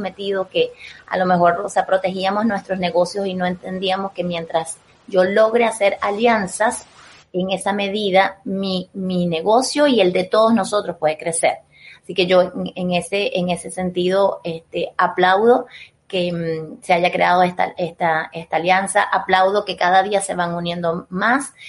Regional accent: Venezuela; como venezolano

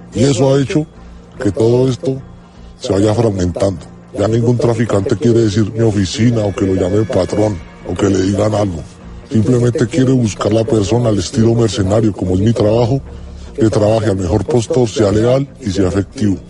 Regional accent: Colombia; now in Spain

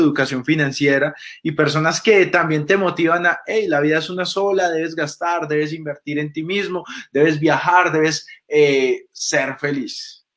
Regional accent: Colombia; Nosotros como, colombianos

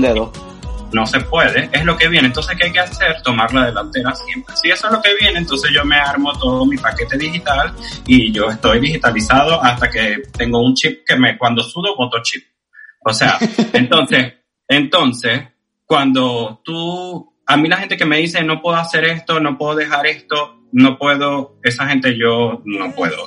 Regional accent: Venezuela; moved away; soy un venezolano que soy inmigrante que viene

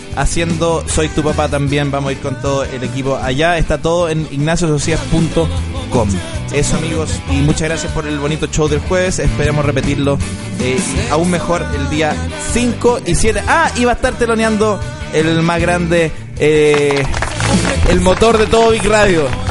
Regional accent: Chile; Me formaron como persona, eh, como humano, como chileno

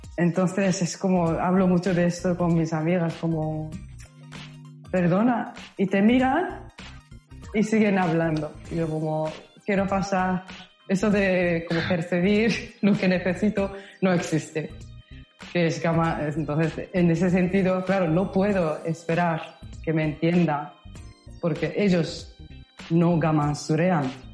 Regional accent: Osaka, Japan; Spanish is a second language; moved away as an adult; also born or lived in Los Angeles, United States; now in Madrid, Spain; yo soy de Osaka, nací en Osaka y cuando tenía 19 años me mudé a Los Ángeles, California, Estados Unidos

